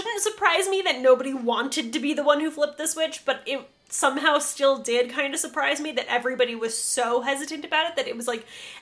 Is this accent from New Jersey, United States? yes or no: no; Western New York, United States; I literally grew up on Lake Erie